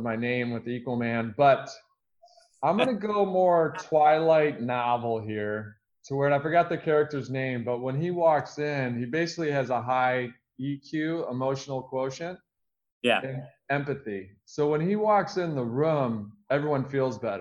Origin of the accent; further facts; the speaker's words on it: Michigan, United States; I grew up in the Midwest in Michigan.